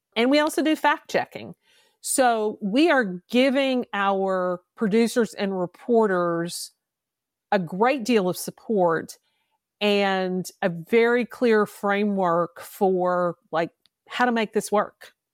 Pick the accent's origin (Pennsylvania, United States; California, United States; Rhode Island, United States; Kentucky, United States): Kentucky, United States; moved away as an adult; also born or lived in Mississippi; I'm a native Kentuckian. I grew up in Kentucky.